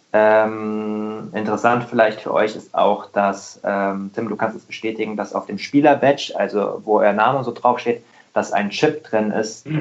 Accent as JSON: {"language": "German", "area": "Rheingau, near Wiesbaden", "region": "Hesse", "country": "Germany", "said": "Ich bin auch äh, Hesse, ich komme ich komm aus dem Rheingau äh, bei Wiesbaden"}